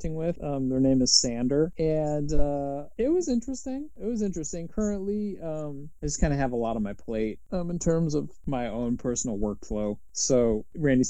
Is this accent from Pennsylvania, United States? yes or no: no; Chicago, Illinois, United States; born or raised there